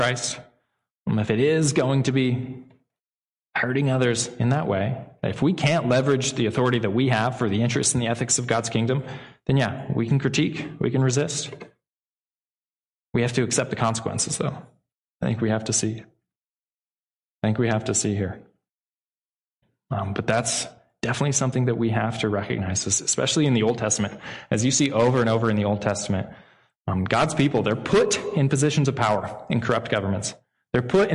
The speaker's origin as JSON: {"language": "English", "country": "United States", "said": "As American citizens"}